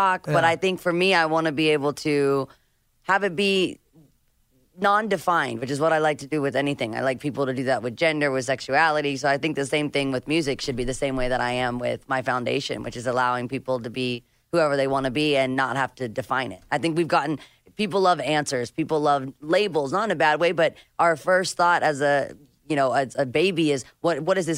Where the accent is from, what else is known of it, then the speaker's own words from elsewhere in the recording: Nashville, Tennessee, United States; now in Malibu, United States; I am from Nashville. I never thought I would live by the beach